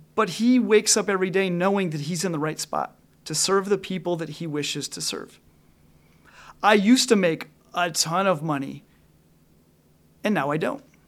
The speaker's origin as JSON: {"language": "English", "region": "Northwest Illinois", "country": "United States", "tie": "born or raised there", "said": "I grew up in Northwest Illinois, right up by the Wisconsin border."}